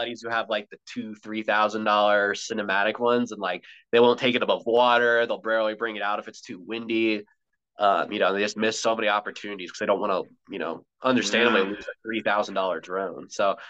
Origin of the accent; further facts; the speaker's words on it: Colorado, United States; Yeah, well, since I grew up in Colorado, honestly, like anything mountains